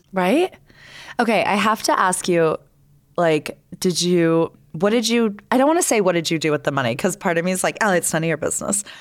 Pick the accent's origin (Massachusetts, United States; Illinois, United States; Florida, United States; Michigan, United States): Florida, United States; now in Salt Lake City, United States; I grew up in Florida